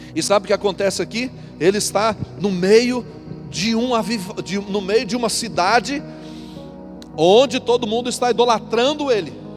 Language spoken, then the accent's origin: Portuguese; Paraná, Brazil; accent: rolled/drawn-out R (caipira); moved away; eu arrastava o R. Só que eu nasci na roça, meu irmão. Lá no meio do, dos cabras do pé vermelho mesmo